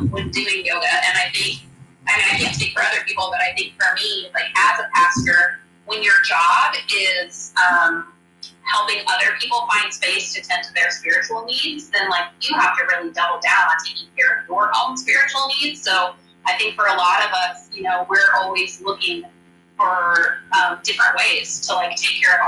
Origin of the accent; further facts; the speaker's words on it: Kansas, United States; moved away as an adult; also born or lived in Texas / Indiana; now in Manhattan, United States; I'm from Kansas originally, and we went to college here, and then moved away for a long time, lived in Texas, lived in Indiana.